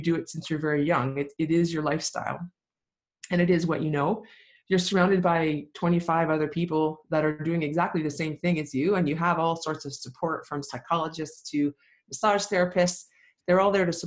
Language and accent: English; Lindsay, Ontario, Canada; I grew up in Lindsay, Ontario, great small town, about 12,000 people when I was growing up